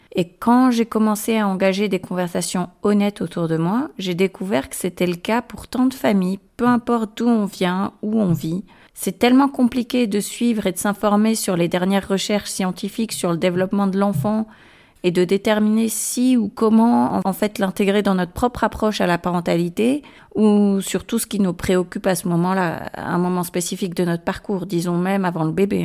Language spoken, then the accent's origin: French; France; moved away as an adult; also born or lived in Agadir, Morocco / London, United Kingdom; now in northern Spain; Je suis née à Agadir au Maroc d'une mère suédoise et d'un père marocain. Et j'ai passé mon adolescence en France, puis j'ai déménagé à Londres pour poursuivre une carrière en finance. Et après pratiquement 17 ans en Angleterre, je vis maintenant principalement dans le nord de l'Espagne.